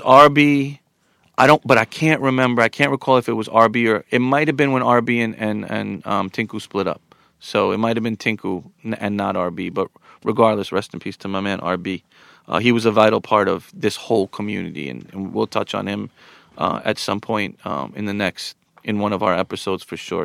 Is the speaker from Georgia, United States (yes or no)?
no; Long Island, New York, United States; also born or lived in Queens; I was raised in Long Island, but always with an affinity to Queens